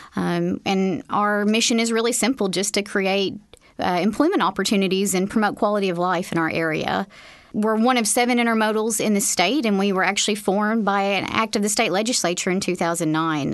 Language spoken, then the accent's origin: English; Northeast Arkansas, United States; I'm from Northeast Arkansas originally, and about that time, I, I moved back home to the state